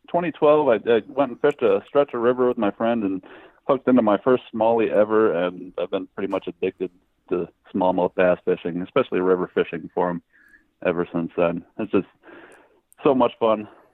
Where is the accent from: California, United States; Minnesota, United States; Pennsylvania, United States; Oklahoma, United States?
Minnesota, United States; Otter Tail County; We actually had a lake cabin when I was a kid growing up in Otter Tail County, Minnesota. We had a cabin on a little lake.